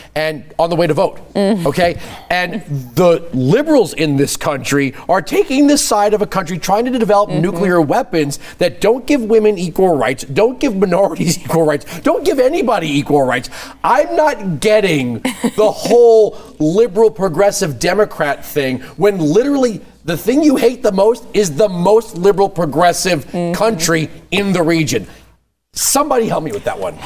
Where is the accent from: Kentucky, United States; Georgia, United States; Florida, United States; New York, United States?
New York, United States; I grew up in New York